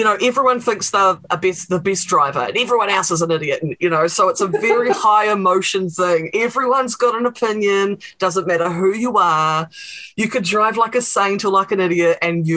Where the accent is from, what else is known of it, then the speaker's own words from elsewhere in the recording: State Highway 1, about an hour north of Wellington, New Zealand; I grew up on State Highway 1, about an hour north of Wellington, on a very busy main thoroughfare.